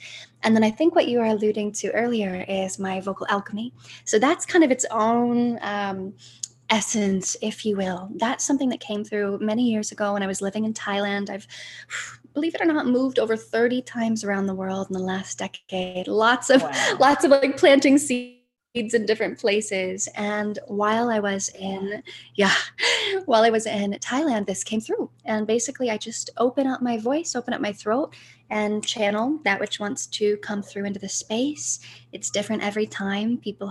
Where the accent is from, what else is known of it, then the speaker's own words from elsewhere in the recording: Ohio, United States; I'm from Ohio